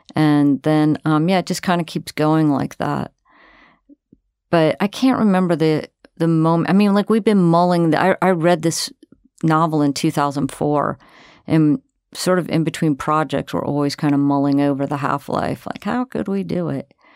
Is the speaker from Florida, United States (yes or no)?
yes; Florida, United States; also born or lived in New York City; now in Oregon, United States; I'm from Florida and I've lived for thirty years in New York City